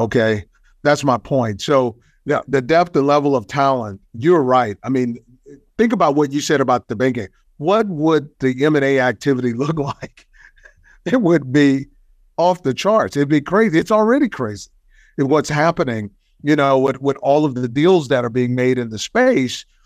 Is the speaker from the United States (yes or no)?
yes; Texas, United States; I'm from Texas.